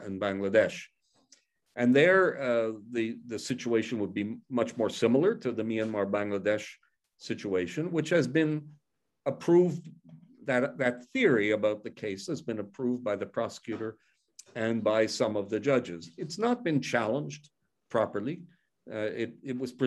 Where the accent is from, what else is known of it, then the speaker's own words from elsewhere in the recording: Canada; I come from Canada